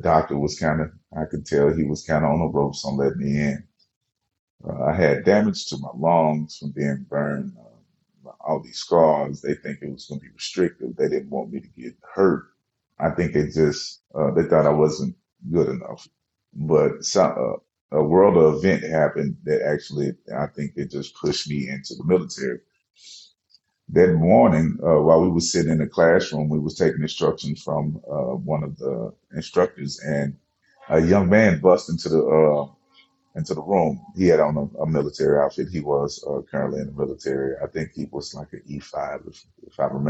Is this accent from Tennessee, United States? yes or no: yes; Memphis, Tennessee, United States; I'm from Memphis